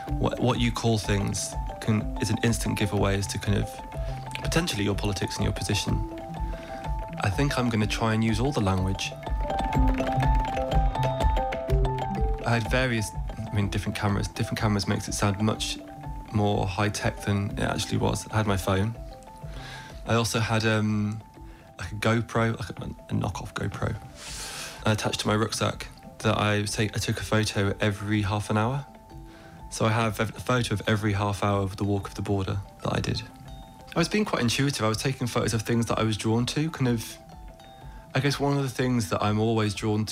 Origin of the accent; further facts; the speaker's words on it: England, United Kingdom; accent: English; moved away as an adult; now in Ireland; My family are Irish. I grew up in England. I have an English accent